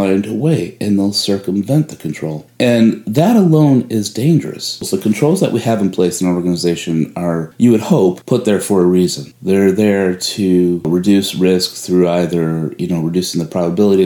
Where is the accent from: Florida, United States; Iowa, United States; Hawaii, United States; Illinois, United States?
Illinois, United States; Chicago; moved away as an adult; now in Houston, United States; I am from Chicago and moved down here to Houston, Texas, where snow is obviously rare